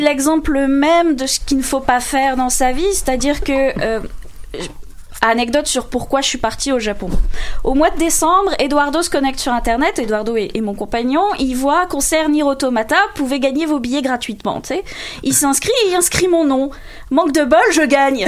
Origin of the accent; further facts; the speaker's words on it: France; en tant que française, je peux le dire